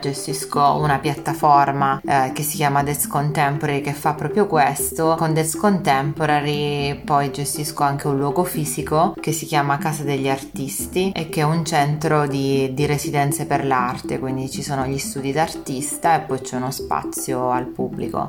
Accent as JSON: {"language": "Italian", "town": "Messina", "region": "Sicily", "country": "Italy", "moved": "yes", "lives_now": "Milan, Italy", "said": "Vengo da Messina, vivo per lavoro e anche per opportunità culturali a Milano e ho questi due cuori, diciamo"}